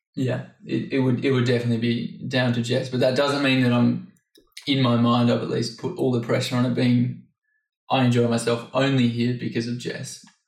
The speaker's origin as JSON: {"language": "English", "country": "Australia", "moved": "yes", "said": "I'm 25 and I'm from Australia originally."}